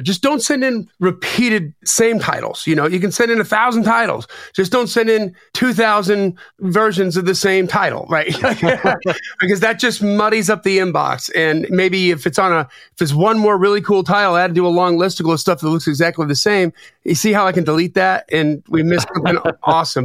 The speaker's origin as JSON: {"language": "English", "town": "Delavan", "region": "Wisconsin", "country": "United States", "tie": "born or raised there", "said": "I grew up in Lake Geneva. Oh. Well, actually, Delavan, Wisconsin, right next door to Lake Geneva"}